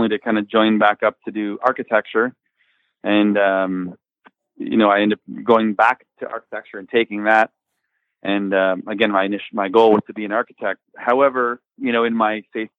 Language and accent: English; Windsor, Ontario, Canada; We grew up in Windsor, I guess, like on an outskirts area. I suppose like a suburbs. Most of us grew up in an area called LaSalle